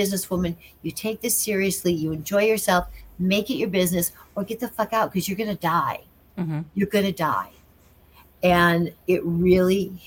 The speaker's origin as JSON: {"language": "English", "town": "Rockford", "region": "Illinois", "country": "United States", "tie": "born or raised there", "moved": "yes", "said": "the video store in my hometown of Rockford"}